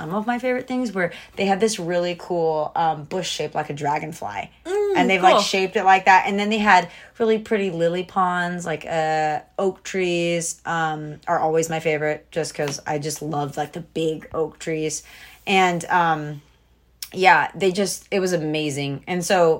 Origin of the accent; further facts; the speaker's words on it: Georgia, United States; I grew up in Georgia